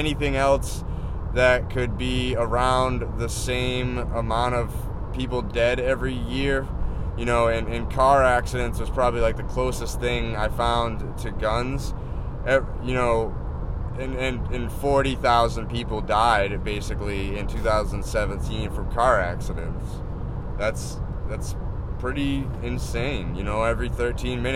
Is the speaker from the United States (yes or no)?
yes; East Coast, United States; moved away as an adult; I'm born and raised in the East Coast.